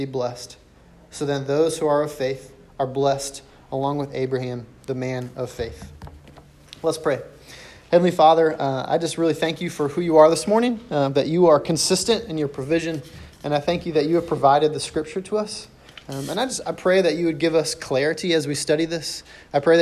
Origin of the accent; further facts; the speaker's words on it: St. Louis, Missouri, United States; I was born and raised in St. Louis.